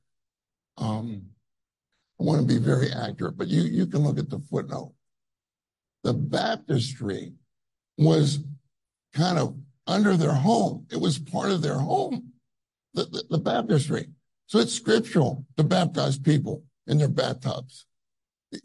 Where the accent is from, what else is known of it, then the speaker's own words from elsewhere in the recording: United States; I'm from America